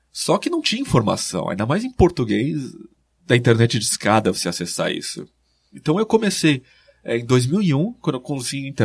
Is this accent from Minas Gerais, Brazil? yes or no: no; Espírito Santo do Pinhal, São Paulo, Brazil; moved away; Eu sou de Espírito Santo